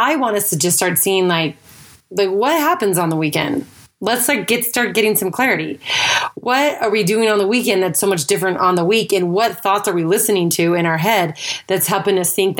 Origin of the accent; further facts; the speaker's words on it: Idaho, United States; moved away as an adult; also born or lived in Utah / California / Texas / Florida; I grew up in Idaho, and then after high school, I lived in Utah